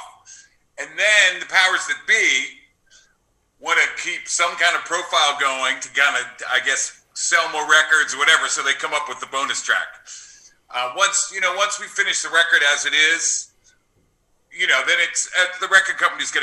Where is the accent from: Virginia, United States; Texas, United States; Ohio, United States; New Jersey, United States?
New Jersey, United States; moved away as an adult; now in Los Angeles, United States; I love growing up in New Jersey